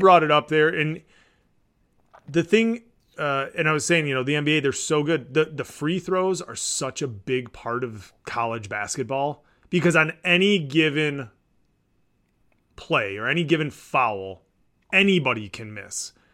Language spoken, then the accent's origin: English; Michigan, United States; as a Midwesterner and a Michigander